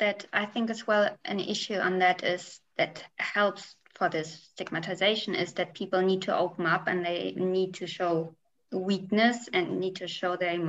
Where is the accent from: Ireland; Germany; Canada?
Germany; my home country, which is Germany